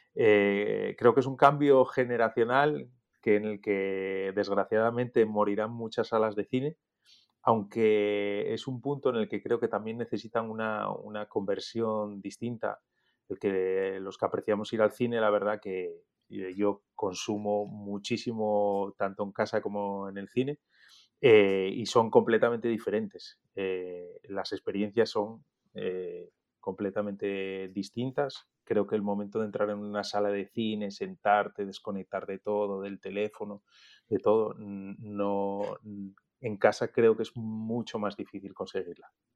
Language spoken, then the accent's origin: Spanish; Oviedo, Asturias, Spain; moved away as an adult; also born or lived in Gijón / Madrid; yo nací en Gijón, aunque he vivido toda mi vida en Oviedo. Y me he criado en Oviedo hasta los 18 años